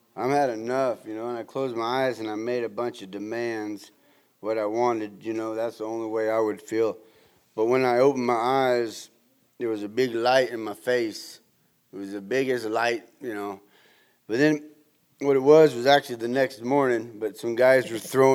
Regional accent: Southern California, United States; growing up in Southern California

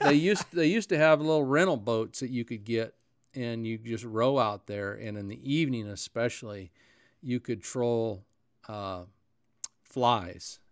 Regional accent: North Powder, Oregon, United States; the little town of North Powder, that's where I grew

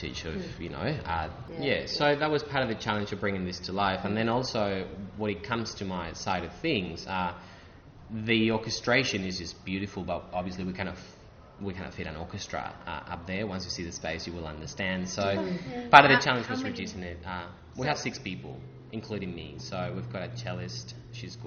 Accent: Spain; now in Sydney, Australia; Growing up in Spain

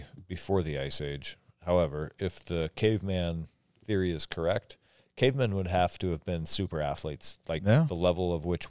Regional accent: Omak, Washington, United States; I grew up in Omak, and I don't remember anybody's dog ever having been bitten by a rattlesnake.

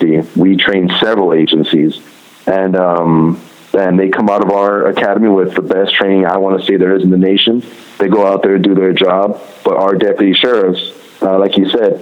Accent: Compton, California, United States; I grew up in the Compton, Linwood area

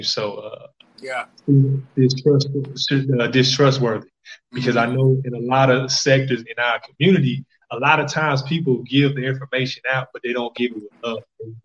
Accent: Jackson, Mississippi, United States; now in California, United States; I came back to the city of Jackson, Mississippi. I was raised by my grandparents, North Jackson

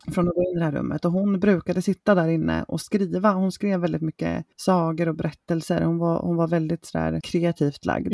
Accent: Småland, Sweden; now in Motala, Sweden; Sen är jag uppvuxen ska jag säga med att bada i en sjö som heter Issjön som ligger i Isult i Småland

